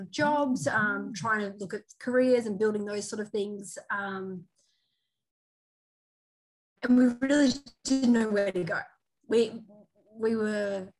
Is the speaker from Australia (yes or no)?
yes; Mackay, Queensland, Australia; we both bought in Mackay, which is a mining town. For me, it was my hometown